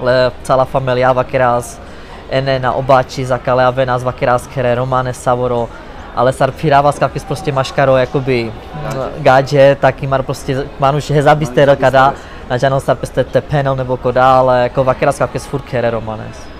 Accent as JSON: {"language": "Czech", "country": "Czechia", "said": "což z Česka"}